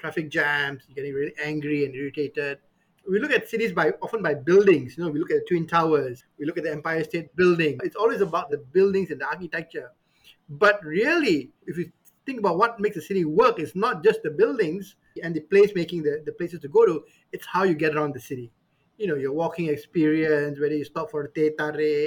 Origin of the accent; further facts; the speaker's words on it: Petaling Jaya, Selangor, Malaysia; I grew up in Kuala Lumpur, in PJ